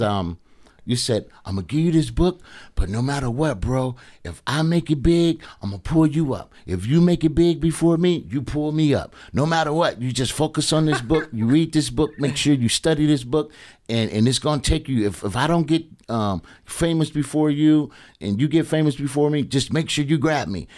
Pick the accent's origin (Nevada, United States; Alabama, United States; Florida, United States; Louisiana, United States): Alabama, United States; moved away; I'm from Alabama.